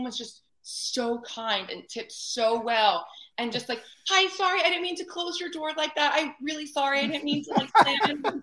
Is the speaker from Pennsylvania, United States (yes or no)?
yes; Reading, Pennsylvania, United States; I don't like spend a ton of time in Reading anymore